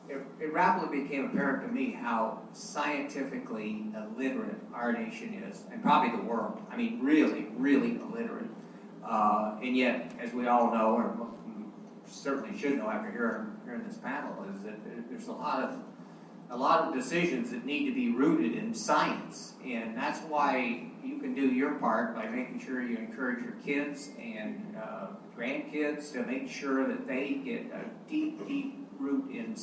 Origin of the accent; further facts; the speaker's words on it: Texas, United States; Hey, I'm a Texan. I was born in Texas.